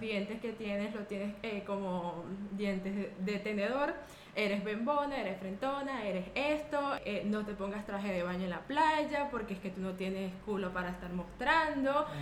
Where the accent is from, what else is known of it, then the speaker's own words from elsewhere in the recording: Chichiriviche de la Costa, La Guaira, Venezuela; moved away as an adult; also born or lived in La Esperanza, Carayaca, Venezuela; now in Spain; yo soy de un hermoso pueblo llamado Chichiriviches de la Costa, ubicado en el estado Vargas, Venezuela